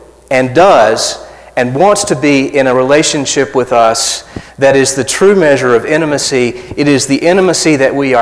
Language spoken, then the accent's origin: English; South Arkansas, United States; I'm from South Arkansas, so I say Falcon.